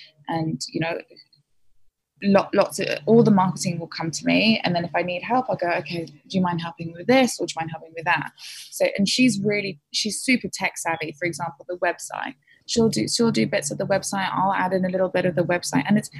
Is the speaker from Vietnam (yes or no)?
no; England, United Kingdom; now in Sydney, Australia; I'm typical English, I drink a lot of tea